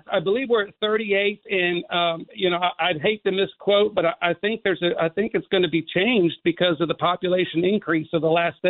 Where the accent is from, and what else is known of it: Texas, United States